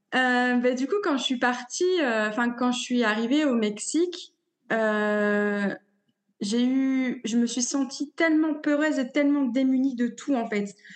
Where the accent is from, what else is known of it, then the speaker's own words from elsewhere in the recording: a small village near Dunkirk, Hauts-de-France, France; moved away as an adult; now in Mexico; je viens du nord de la France, originaire d'un petit village euh, près de Dunkerque